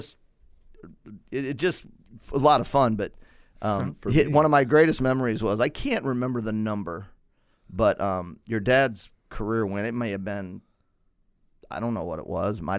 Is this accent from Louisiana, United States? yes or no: no; Granite City, Illinois, United States; I'm from Granite.